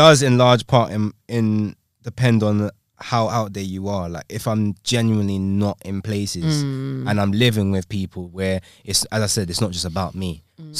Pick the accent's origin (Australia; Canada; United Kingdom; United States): United Kingdom; London; I'm from London, bro, like, generation.